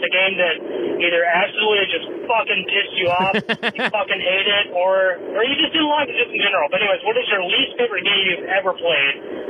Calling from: Jonesboro, Arkansas, United States; I'm calling from Jonesboro, Arkansas.

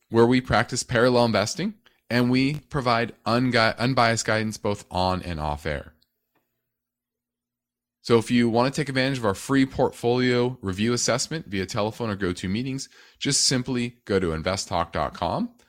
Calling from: North Carolina, United States; I'm from North Carolina.

